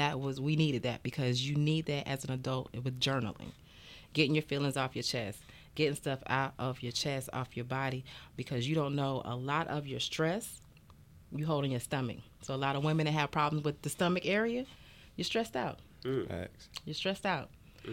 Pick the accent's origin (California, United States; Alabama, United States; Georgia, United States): Georgia, United States; also born or lived in Madrid, Spain; I was born in Spain, Madrid, Spain. {S2} Okay. {S9} Damn. But I'm basically a Georgia peach because I went through the Freaknik.